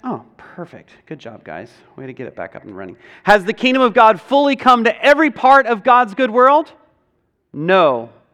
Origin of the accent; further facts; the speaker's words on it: United States; as Western American people